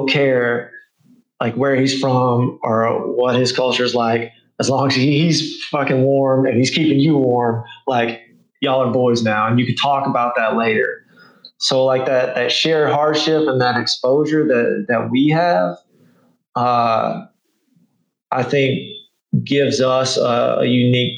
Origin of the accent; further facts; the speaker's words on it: Arkansas, United States; where I grew up in Arkansas.